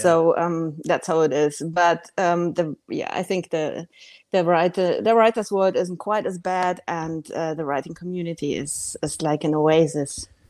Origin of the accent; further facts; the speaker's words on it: Bavaria, Germany; moved away; I grew up in Bavaria